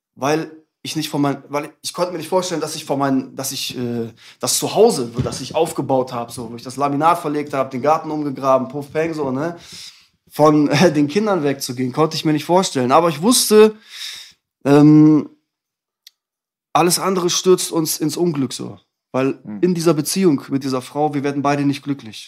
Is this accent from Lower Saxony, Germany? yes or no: yes; Bredenbeck, Lower Saxony, Germany; also born or lived in Hamburg; now in Hannover, Germany; ich bin geboren in Hamburg und dann sind meine Eltern nach Bredenbeck gezogen. Das ist ein Dorf vor Hannover, hm. so 30 Kilometer, da bin ich aufgewachsen.